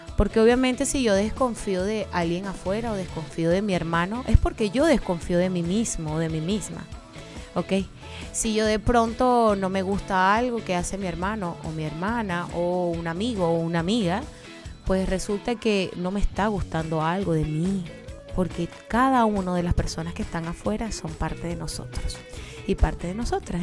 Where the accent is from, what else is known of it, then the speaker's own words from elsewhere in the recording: Maracaibo, Zulia, Venezuela; moved away; desde mi tierrita Maracaibo